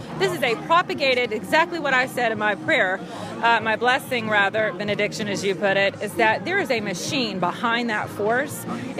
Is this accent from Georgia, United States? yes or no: yes; Atlanta, Georgia, United States; I'm from Atlanta, Georgia.